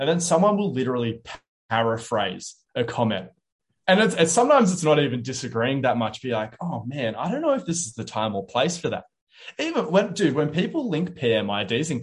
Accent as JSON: {"language": "English", "town": "Wollongong", "region": "New South Wales", "country": "Australia", "tie": "born or raised there", "moved": "yes", "lives_now": "Sydney, Australia", "said": "I want to move back to my hometown in Wollongong."}